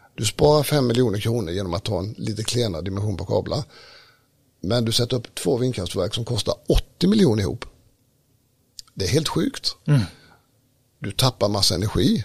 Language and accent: Swedish; Smålandsstenar, Jönköping County, Sweden; jag är ju smålänning då, född i Smålandstena mm. i en hantverkarfamilj